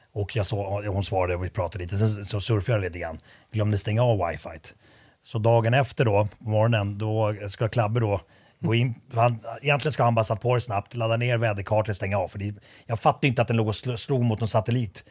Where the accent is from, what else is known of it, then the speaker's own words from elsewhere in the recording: Sweden; jag är uppvuxen i Sverige, men jag var ju finsk medborgare väldigt länge